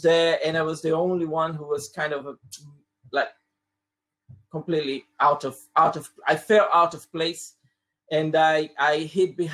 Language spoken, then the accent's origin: English; Brazil; first language Portuguese; English is a second language; moved away as an adult; also born or lived in Croydon; now in United Kingdom; I'm originally from Brazil, and I've been living in the UK for the past almost 18 years now